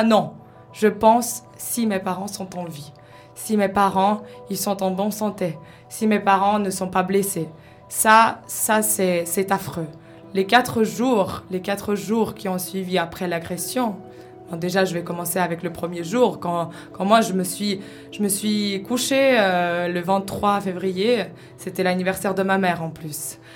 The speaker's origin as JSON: {"language": "French", "country": "Ukraine", "moved": "yes", "said": "je viens de l'Ukraine"}